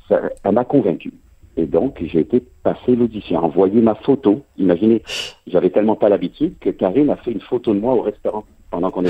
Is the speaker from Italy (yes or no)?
no; France; now in Canada; quand je dis les Français et nous, euh, je me place du côté québécois, même si je suis français d'origine